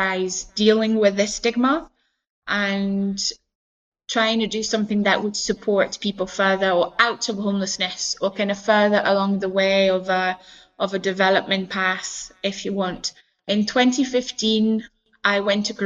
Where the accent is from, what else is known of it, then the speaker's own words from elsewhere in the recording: France; moved away as an adult; now in Scotland, United Kingdom; I come from France, I live in Scotland and I have lived here for about 11, 12 years now